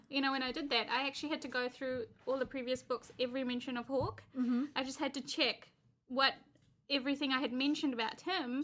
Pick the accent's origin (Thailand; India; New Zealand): New Zealand; I'm a Kiwi